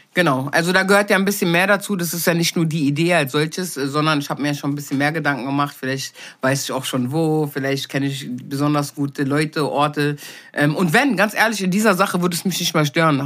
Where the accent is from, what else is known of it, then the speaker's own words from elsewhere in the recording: Berlin, Germany; ich bin nicht in Berlin geboren, bin aber mit wenigen Monaten hergekommen